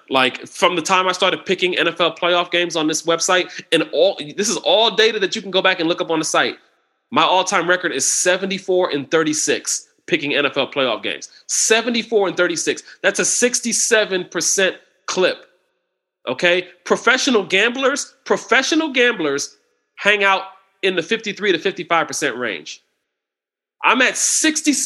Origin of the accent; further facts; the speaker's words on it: Ohio, United States; I grew up in the Buckeye State.